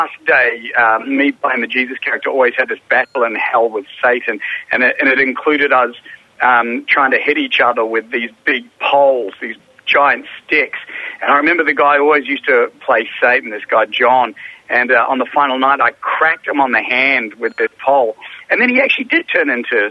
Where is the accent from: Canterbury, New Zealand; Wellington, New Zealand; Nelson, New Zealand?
Canterbury, New Zealand; Christchurch; I was born in Christchurch in New Zealand, the Shaky Isles